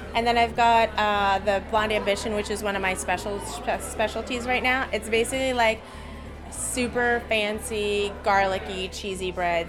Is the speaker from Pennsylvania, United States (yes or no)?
yes; Philadelphia, Pennsylvania, United States; I grew up in Philly